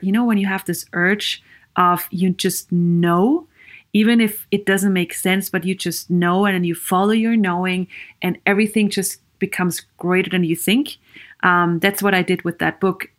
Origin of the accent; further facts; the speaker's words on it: Vienna, Austria; English is a second language; moved away as an adult; also born or lived in Sweden; I am Viennese from Austria. I grew up in Austria